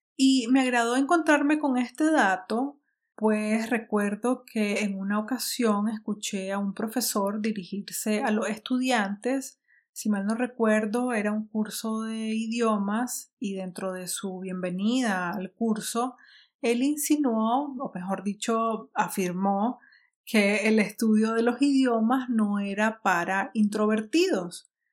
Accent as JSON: {"language": "Spanish", "country": "Nicaragua", "tie": "born or raised there", "said": "Nicaragua porque es la sociedad donde vivo, donde crecí"}